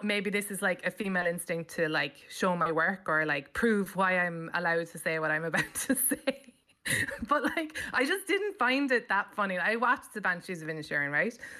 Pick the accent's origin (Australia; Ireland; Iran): Ireland; Cobh, Munster; moved away as an adult; also born or lived in London; now in New York, United States; I grew up in Cove